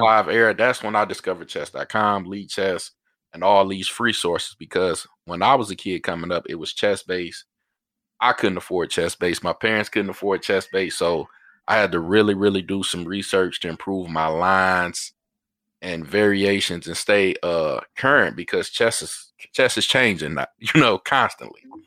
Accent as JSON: {"language": "English", "town": "Detroit", "region": "Michigan", "country": "United States", "tie": "born or raised there", "said": "I grew up in Detroit"}